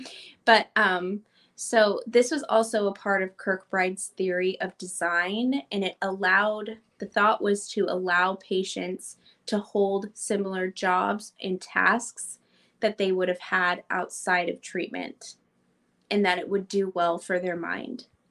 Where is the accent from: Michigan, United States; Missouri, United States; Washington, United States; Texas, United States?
Missouri, United States; St. Joseph; when we were growing up in St. Joseph